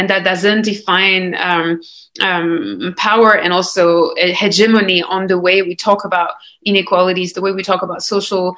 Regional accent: France; I come from France, and France is still a colonial country. It means that part of my family comes from a colony, so Martinique is still a colony in France

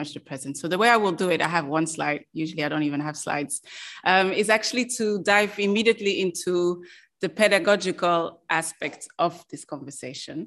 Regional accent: Belgium; moved away; I'm also from Belgium, and in Belgium

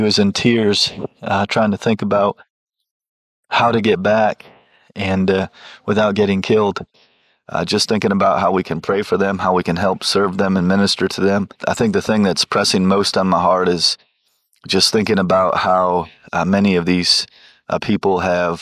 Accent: Shiloh, North Carolina, United States; I am from Shiloh, North Carolina

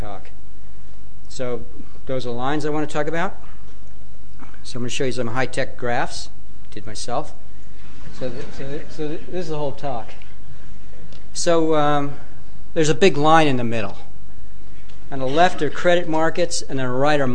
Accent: United States; I'm an American

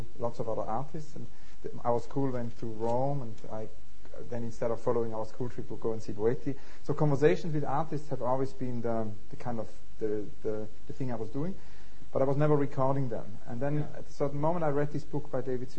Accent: St. Gallen, Switzerland; moved away; also born or lived in Zurich; I grew up in Switzerland, very near the library of St. Gallen

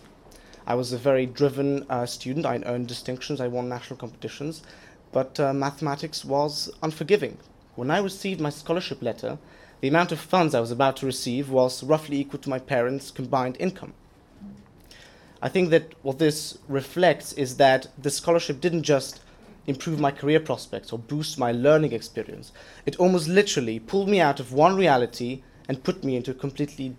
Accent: southern Poland, Poland; moved away as an adult; now in London, United Kingdom; I come from a very small town in southern Poland of about 4,000

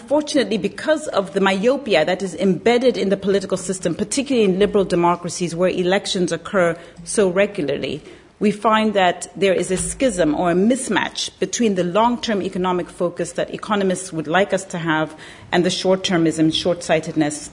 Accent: Zambia; born or raised there; moved away

